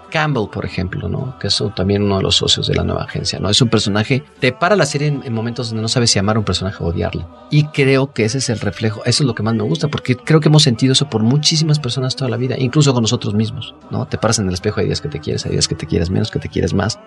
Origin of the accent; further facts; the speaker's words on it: Mexico; nosotros como mexicanos